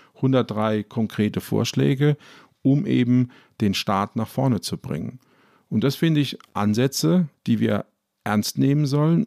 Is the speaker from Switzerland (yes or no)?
no; Ludwigshafen, Rhineland-Palatinate, Germany; ich komme zum Beispiel aus Ludwigshafen, das ist die Stadt der BSF